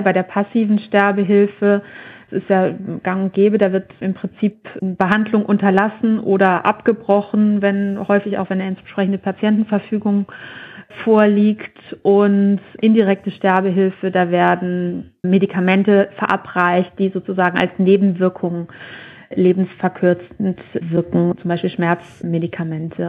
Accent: Germany; bei uns in Deutschland

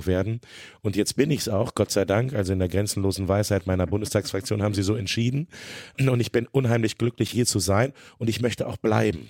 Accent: Hanover, Lower Saxony, Germany; now in Braunschweig, Germany; Ich bin in Hannover geboren und aufgewachsen

